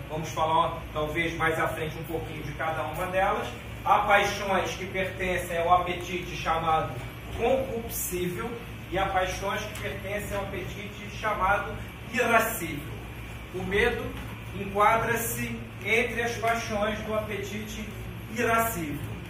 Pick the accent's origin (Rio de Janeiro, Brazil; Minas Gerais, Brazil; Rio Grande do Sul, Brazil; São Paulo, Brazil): Rio de Janeiro, Brazil; sou carioca praticante, conheço a cidade do Rio, a história dela